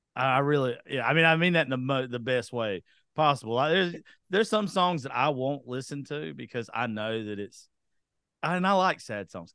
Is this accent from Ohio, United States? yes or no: no; South Georgia, United States; I'm from South Georgia